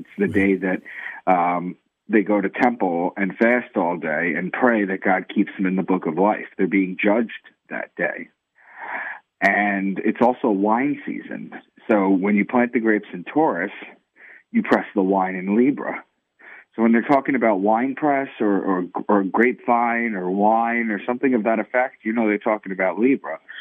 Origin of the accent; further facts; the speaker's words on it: Long Island, New York, United States; moved away as an adult; also born or lived in Boston; I'm from Long Island initially, in New York, and I moved to Boston for a new job